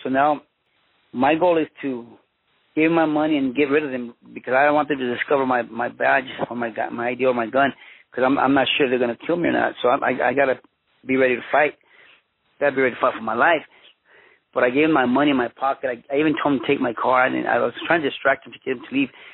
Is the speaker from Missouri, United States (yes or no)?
no; Los Angeles, California, United States; also born or lived in Mexico / Huntington Park / Boyle Heights; I was born in Mexico, but I was uh, raised in Los Angeles, California. My parents came to the United States when I was uh, one year old.